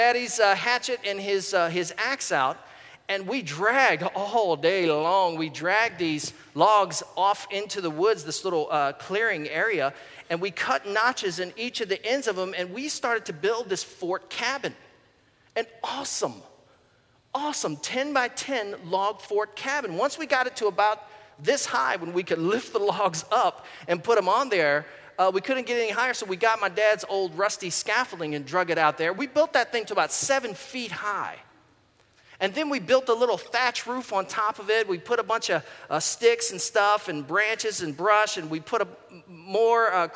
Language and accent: English; Goochland, Virginia, United States; My brother and I, when we were kids, we grew up in Goochland, Virginia, and we lived for the first 10 or 12 years of our life in this rural part of Virginia